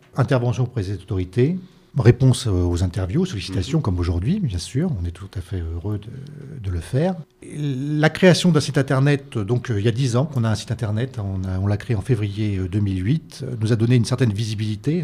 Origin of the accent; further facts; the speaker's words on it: Paris, Île-de-France, France; je, suis parisien